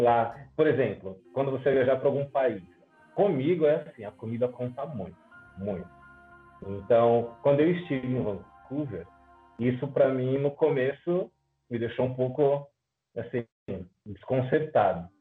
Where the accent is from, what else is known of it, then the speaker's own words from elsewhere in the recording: São Paulo, Brazil; porque eu também sou de São Paulo, mas aqui na região onde eu moro